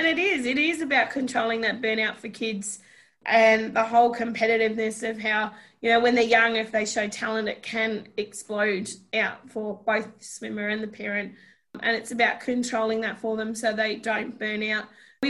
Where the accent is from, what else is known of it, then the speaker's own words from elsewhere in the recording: New Zealand; I'm Kiwi and I know I get the same thing. If I talk to my family, I pick it up really quick.